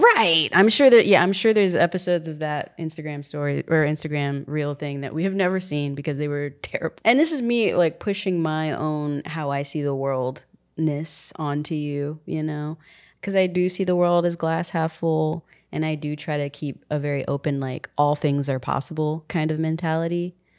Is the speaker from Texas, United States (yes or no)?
yes; San Antonio, Texas, United States; moved away; I'm from San Antonio